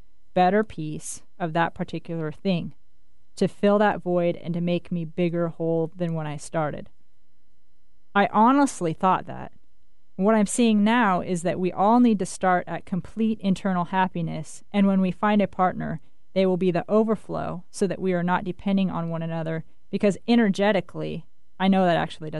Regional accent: Winthrop, Washington, United States; I grew up again in the Cascade Mountains in a town called Winthrop

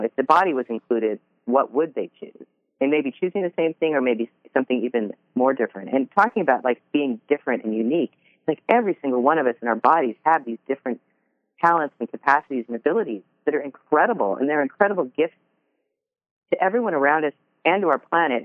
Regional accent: Seattle, Washington, United States; I grew up in Seattle

